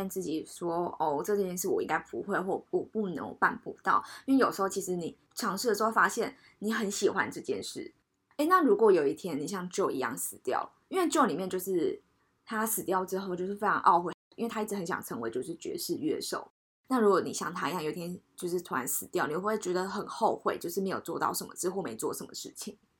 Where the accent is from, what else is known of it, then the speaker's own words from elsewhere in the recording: Taipei, Taiwan; 对我们台北人来讲